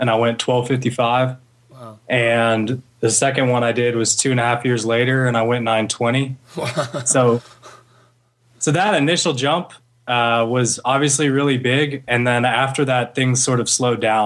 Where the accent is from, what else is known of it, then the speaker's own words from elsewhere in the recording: Houston, Texas, United States; I grew up in Houston